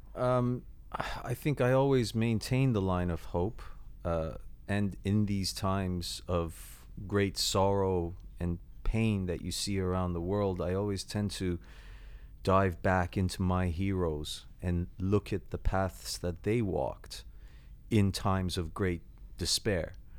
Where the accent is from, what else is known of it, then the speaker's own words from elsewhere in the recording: Toronto, Ontario, Canada; moved away as an adult; now in London, United Kingdom; the city I grew up